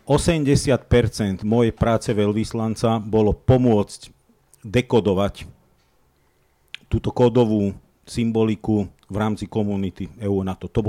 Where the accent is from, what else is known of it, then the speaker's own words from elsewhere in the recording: Slovakia; A nie preto, že som Slovák